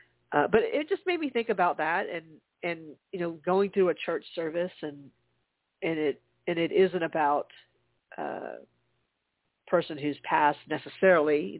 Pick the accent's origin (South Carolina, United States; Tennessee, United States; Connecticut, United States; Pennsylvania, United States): South Carolina, United States; Charleston; now in Atlanta, United States; my hometown is Charleston